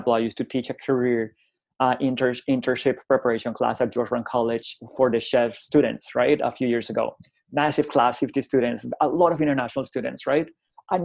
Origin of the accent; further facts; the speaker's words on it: Colombia; English is a second language; moved away as an adult; also born or lived in United Kingdom; I was the first time I left Colombia, actually, in 1998. I went to the United Kingdom to improve my English as an English as a second language student